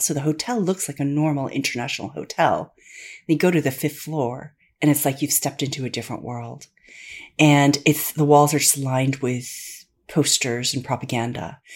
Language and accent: English; United States; accent: American; moved away as an adult; also born or lived in London; I'm a second generation Korean American. I was born and raised in the United States.